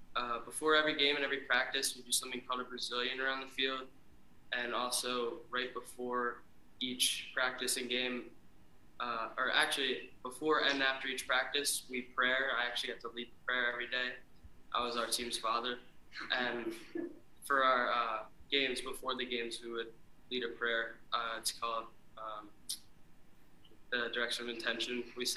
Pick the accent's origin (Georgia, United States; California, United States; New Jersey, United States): New Jersey, United States; I used to play for Real Jersey FC. Okay. In Jersey, I'm from Jersey